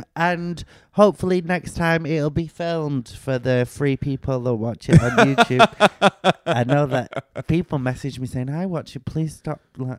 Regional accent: South East England, United Kingdom; I'm from Surrey. Hi, hi there. Hello, it's me. I'm a southerner.

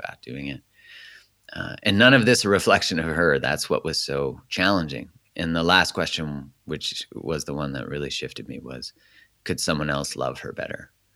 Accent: Calgary, Alberta, Canada; so I grew up in Canada. I was born in Calgary

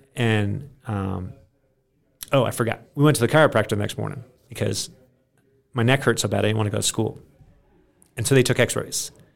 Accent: Maine, United States; I grew up in Maine on a farm.

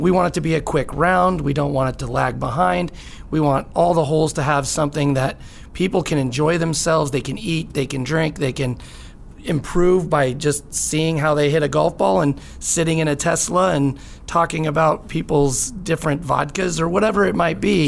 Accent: Lake Arrowhead, California, United States; moved away as an adult; also born or lived in San Francisco; now in San Diego, United States; I actually grew up in Lake Arrowhead, California.

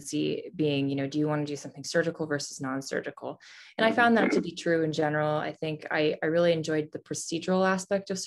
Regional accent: Canada; now in St. Louis, United States; I'm actually originally from Canada.

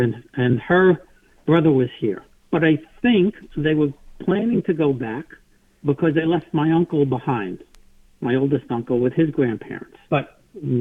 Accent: New York City, New York, United States; I was born in Queens, New York. Corona, Queens, that is. Actually, I was born in Whitestone, but my family's from Corona

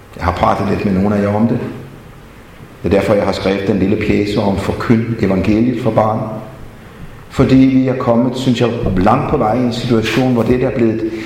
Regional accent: Denmark; jeg er vokset op i Grundtvigs og Kolds Fædreland

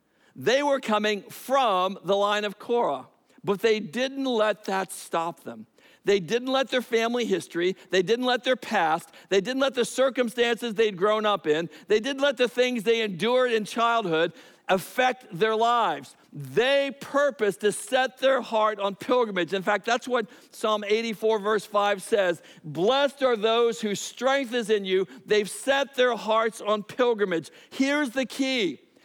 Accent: Biloxi, Mississippi, United States; born there; I was born in Biloxi, Mississippi, a Keesler Air Force Base. But the reality is, you know, I went to 10 different schools in my lifetime in 5 different states and 2 different countries.

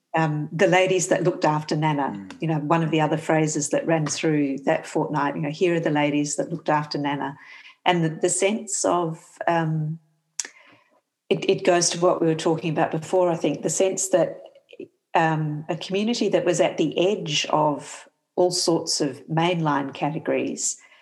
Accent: Perth, Western Australia, Australia; I grew up in Perth, down the road from New Norcia

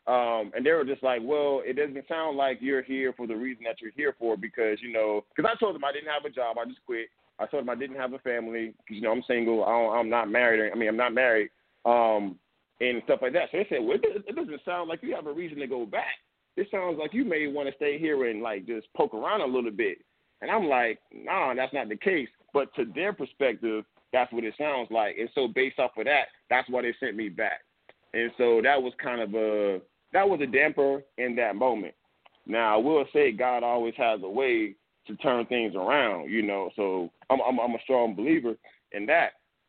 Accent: Atlanta, Georgia, United States; So, like I said, I'm from Atlanta. You know what I mean? Like, let's not forget that.

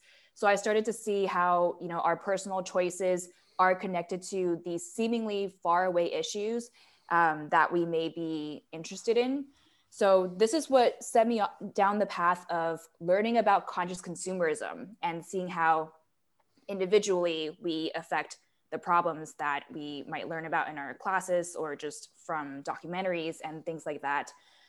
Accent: Taiwan; Yeah, so I'm a third culture kid. I was born and raised in Taiwan, but I sort of grew up in the city

